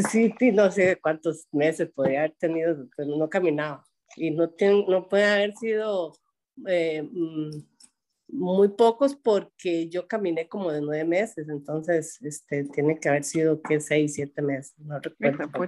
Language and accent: Spanish; Puerto Jiménez, Puntarenas, Costa Rica; born there; yo nací en Puerto Jiménez, en la casa de mi abuela Casilda